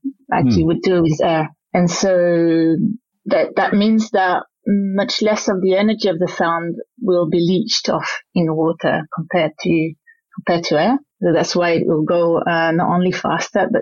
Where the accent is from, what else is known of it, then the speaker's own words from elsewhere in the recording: French-speaking Switzerland, Romandy, Switzerland; accent: Frenchy; moved away; I'm from the French side of Switzerland, so it's got a Frenchy accent